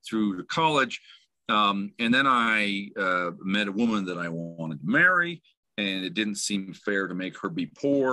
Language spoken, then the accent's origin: English; Utah, United States; also born or lived in Provo, Utah; I'm basically from Utah.